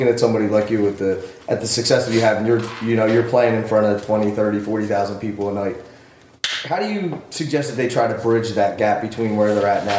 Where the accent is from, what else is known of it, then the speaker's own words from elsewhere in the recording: Philadelphia, Pennsylvania, United States; moved away; I'm originally from Philly